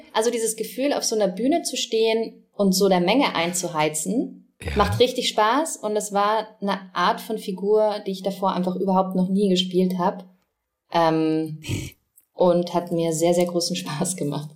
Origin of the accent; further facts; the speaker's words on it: Vienna, Austria; accent: Wienerisch; ich bin ja in Wien aufgewachsen